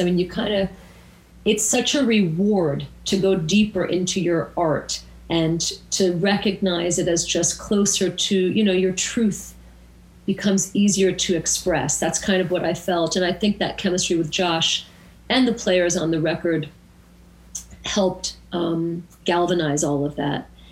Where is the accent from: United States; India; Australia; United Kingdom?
United States; Woodstock, New York; I come from Woodstock and I uh, was born and raised here